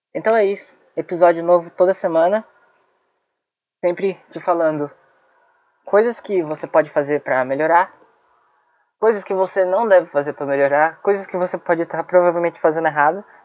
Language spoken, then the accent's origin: Portuguese; Brazil; eu sou brasileiro